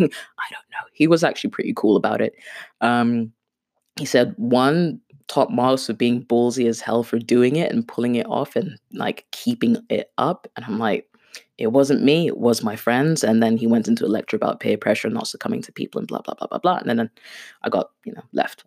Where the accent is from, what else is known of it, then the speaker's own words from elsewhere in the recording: United Kingdom; first language Swahili; English is a second language; also born or lived in Kenya / Brighton; my parents took me to the U K when I was around six years old